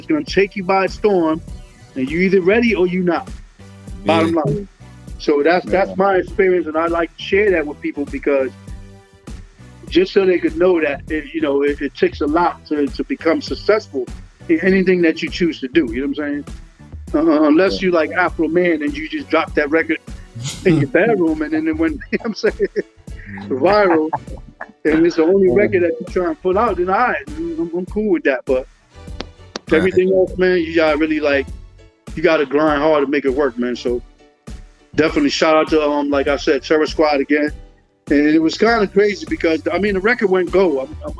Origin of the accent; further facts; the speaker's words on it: Bridgeport, Connecticut, United States; Now I'm thinking, like, okay, if they find out I'm from Bridgeport, they might just text me on the project.